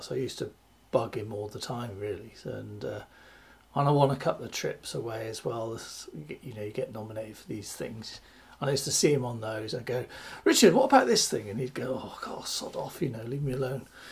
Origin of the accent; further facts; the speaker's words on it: West Country, South West England, United Kingdom; growing up in the West Country of the UK is, you know, the, it's a lovely area